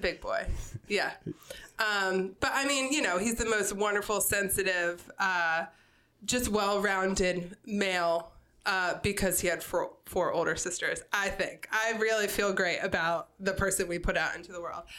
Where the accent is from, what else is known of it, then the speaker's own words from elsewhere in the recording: Newark, Delaware, United States; also born or lived in Wilmington; I grew up in Newark um, in a neighborhood called West Branch uh, for the majority of my childhood